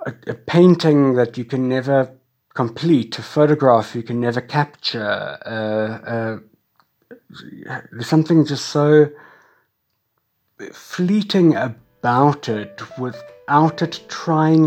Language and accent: English; Cape Town, Western Cape, South Africa; I was born and schooled in Cape Town